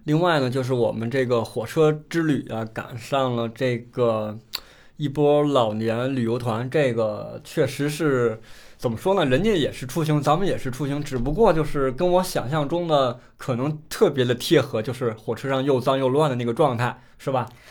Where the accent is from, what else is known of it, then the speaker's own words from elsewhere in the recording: Beijing, China; 作为一个北京人来说，其实很少去外地去工作